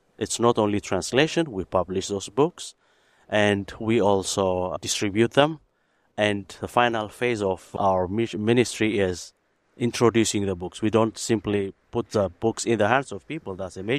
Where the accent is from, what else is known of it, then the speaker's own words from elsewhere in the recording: Ethiopia; Yeah, growing up in Ethiopia, a Lutheran, I know some of their publication that I distributed to university students ministry that I worked with, Lutheran campus ministries in Ethiopia